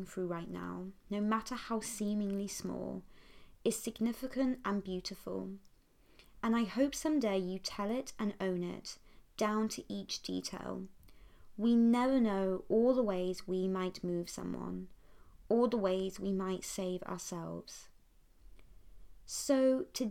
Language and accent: English; Poole, South West England, United Kingdom; I grew up enjoying a very classical enchanted upbringing in Dorset, which is a county on the south coast of England